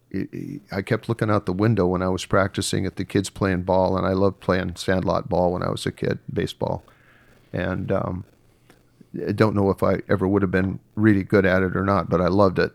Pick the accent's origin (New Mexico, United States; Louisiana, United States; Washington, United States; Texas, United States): Washington, United States; Seattle; also born or lived in Bellevue, Washington; growing up in Seattle was, was rather idyllic at that, at that time.